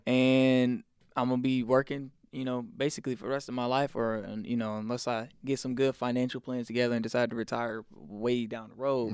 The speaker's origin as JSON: {"language": "English", "region": "South Carolina", "country": "United States", "tie": "born or raised there", "also_born_or_lived": "Atlanta, Georgia", "moved": "yes", "said": "church every night growing up in South Carolina. Then it was every Wednesday, Friday, Sunday when we moved down to Atlanta"}